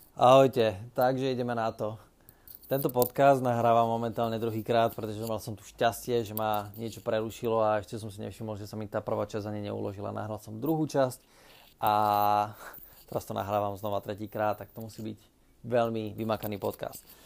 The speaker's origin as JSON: {"language": "Slovak", "town": "Námestovo", "region": "Žilina Region", "country": "Slovakia", "said": "pochádzam z Oravy, z takého malého mesta, ktoré sa volá Námestovo"}